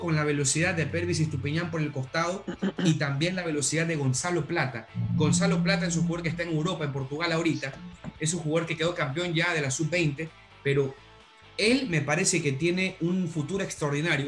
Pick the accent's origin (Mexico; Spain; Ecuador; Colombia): Ecuador; nosotros como ecuatorianos